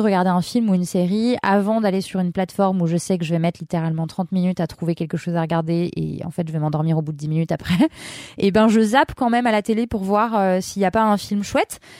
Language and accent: French; Lyon, Auvergne-Rhône-Alpes, France; now in Levallois, France; moi, je suis lyonnaise. Et du coup, Paris, j'ai pas grandi à Paris. J'ai grandi dans une ville grande, mais c'est pas Paris, c'est différent. C'est c'est plus à taille humaine, Lyon